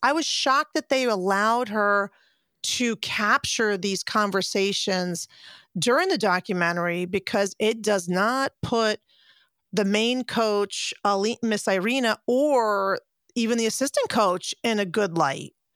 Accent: United States; being an American and watching American gymnastics as a kid

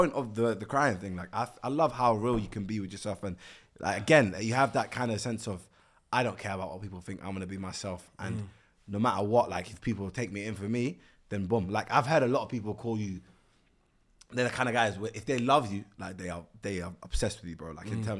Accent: London, United Kingdom; So listen, I call it high school because I'm from Northwest London.

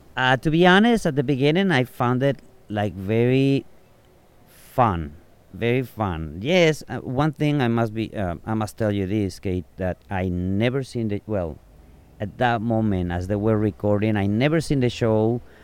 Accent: Tepic, Nayarit, Mexico; English is a second language; moved away as an adult; also born or lived in Arizona; now in Sayulita, Mexico; Tepic, T-E-P-A-C. That is where I grew up, and I was there until I was the age of 21.

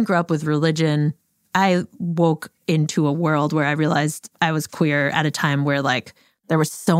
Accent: outside of Boston, Massachusetts, United States; I grew up outside of Boston.

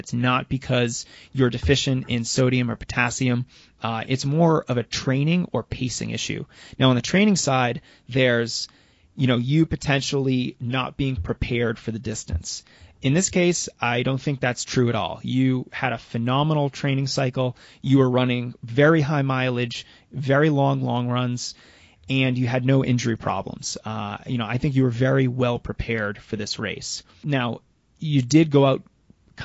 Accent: United States; I'm from the United States

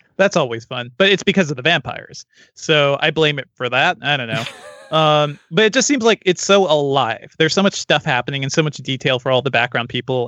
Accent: Connecticut, United States; as an East Coast kid growing up in Connecticut

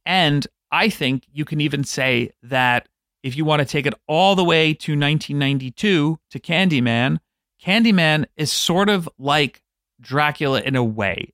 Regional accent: New York City, New York, United States; I grew up on Staten Island

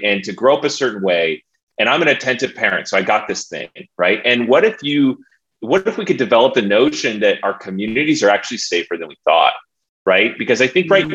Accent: San Diego, California, United States; I'm from San Diego. I was homeschooled all growing up, San Diego, born and raised

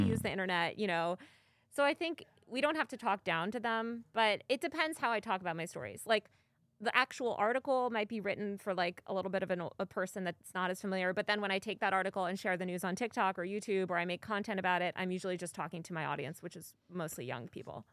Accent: New York, United States; moved away as an adult; now in Los Angeles, United States; I've lived in New York over half my life. I was born in New York.

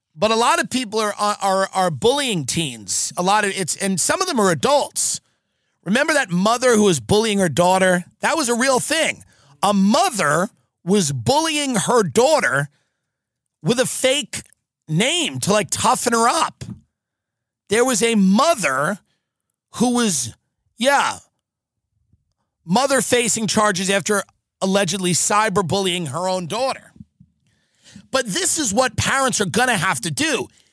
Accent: United States; as an American

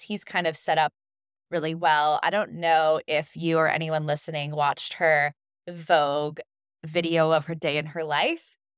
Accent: United States; as American women, as American mothers

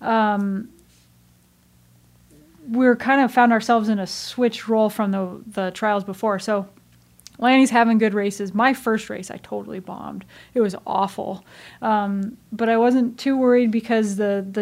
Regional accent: United States; we, as Americans

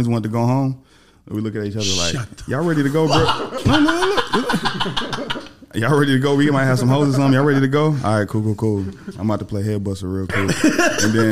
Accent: Atlanta, Georgia, United States; I'm from Atlanta. I lived in Atlanta

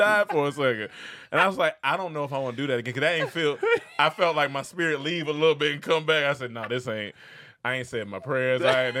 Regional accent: the South, United States; I'm from the South.

